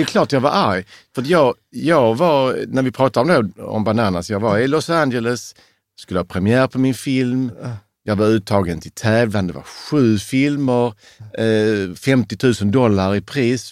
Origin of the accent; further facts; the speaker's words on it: Sweden; trodde själv som naiv svensk